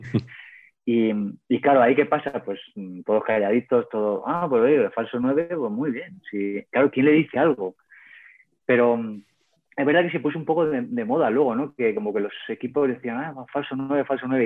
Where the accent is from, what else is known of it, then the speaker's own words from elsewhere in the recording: Cuenca, Castilla-La Mancha, Spain; also born or lived in El Provencio; siendo de Cuenca